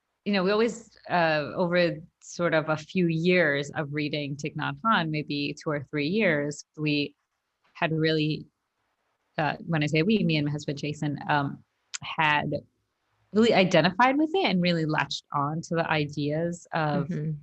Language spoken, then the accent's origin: English; India; So as an Indian person growing up Hindu, there were times where we did, like, meditation, or you meditate on a mantra, and, like, and that's really common.